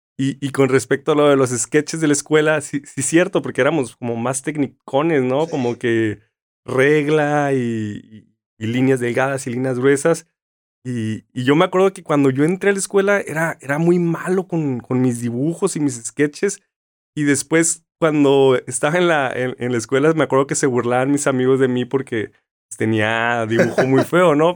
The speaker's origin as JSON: {"language": "Spanish", "town": "Mexicali", "region": "Baja California", "country": "Mexico", "moved": "yes", "lives_now": "Tijuana, Mexico", "said": "yo soy de Mexicali"}